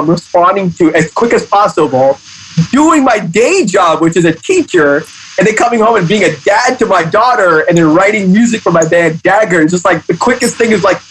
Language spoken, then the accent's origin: English; Hong Kong; me being a minority in Hong Kong, I'm Pakistani. So me growing up in Hong Kong